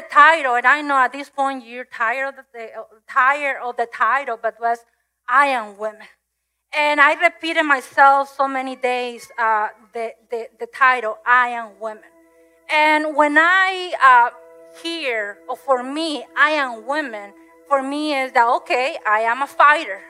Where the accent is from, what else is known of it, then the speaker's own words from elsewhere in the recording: Mexico; moved away; I grew up in Mexico